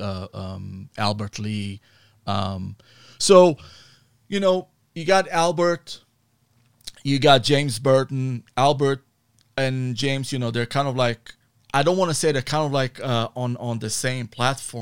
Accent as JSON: {"language": "English", "country": "Israel", "tie": "born or raised there", "moved": "as an adult", "lives_now": "United States", "said": "I was born in Israel, right? So I moved to the U.S. in 97."}